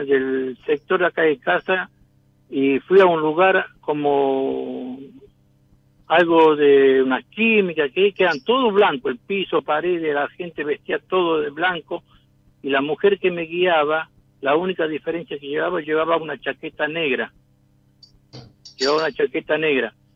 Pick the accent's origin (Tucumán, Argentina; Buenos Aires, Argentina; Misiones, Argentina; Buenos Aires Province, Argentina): Tucumán, Argentina; now in Avellaneda, Argentina; Soy tucumano, pero vivo en Avellaneda